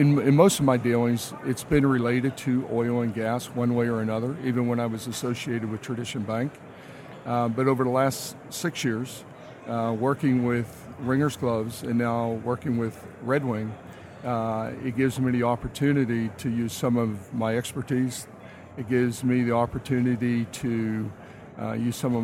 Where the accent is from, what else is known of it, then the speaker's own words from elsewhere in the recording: Pittsburgh, Pennsylvania, United States; moved away as an adult; now in Houston, United States; I grew up in Pittsburgh, Pennsylvania, 1980. I arrived in Houston